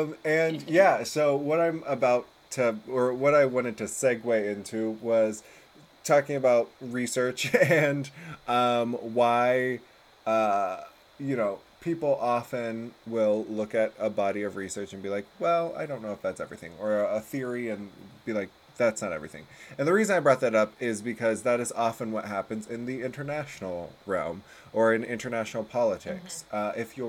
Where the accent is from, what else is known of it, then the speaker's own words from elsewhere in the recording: United States; being American